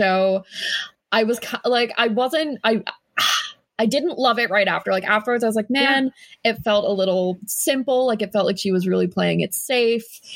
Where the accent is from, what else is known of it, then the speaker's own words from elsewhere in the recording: United States; I'm not Canadian. I'm American.